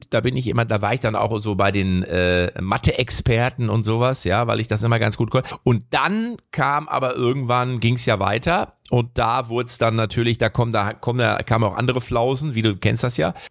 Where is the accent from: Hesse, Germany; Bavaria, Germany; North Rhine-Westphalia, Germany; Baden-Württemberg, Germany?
North Rhine-Westphalia, Germany; Lippstadt; Also ich bin, ja, ich komme ja aus Lippstadt.